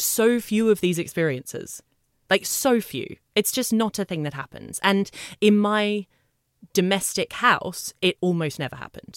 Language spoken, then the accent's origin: English; Australia; moved away as an adult; I've been here fifteen years, but yes, I am from Australia.